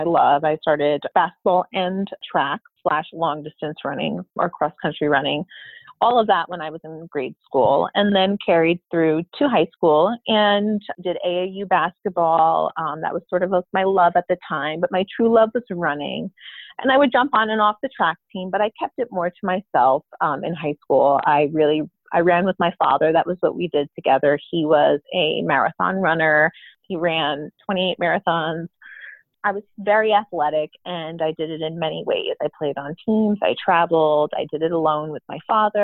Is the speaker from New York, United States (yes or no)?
no; Monmouth County, Jersey Shore, New Jersey, United States; I grew up in an area called Monmouth County, a little bit more affluent, about 40 minutes outside of Manhattan